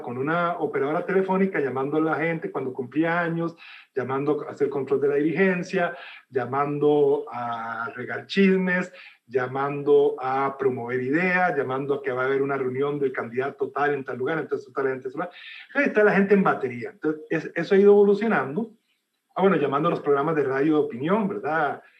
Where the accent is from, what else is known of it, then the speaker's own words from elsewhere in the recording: El Salvador; yo soy de origen salvadoreño, yo nací en Salvador